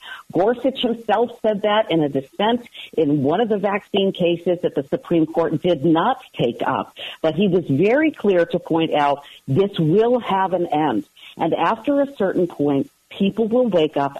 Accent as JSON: {"language": "English", "area": "just outside Milwaukee", "region": "Wisconsin", "country": "United States", "tie": "born or raised there", "moved": "yes", "lives_now": "Baltimore area, United States", "said": "I grew up just outside Milwaukee."}